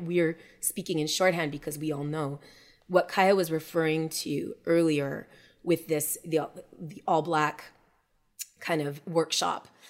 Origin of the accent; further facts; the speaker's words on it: Montreal, Quebec, Canada; we we were both born and raised in Montreal